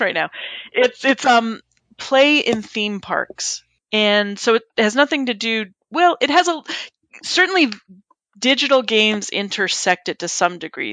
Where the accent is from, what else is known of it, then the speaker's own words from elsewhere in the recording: Southern California, United States; now in East Coast, United States; I grew up in Southern California, so I grew up going to Disneyland. And now that I live on the East Coast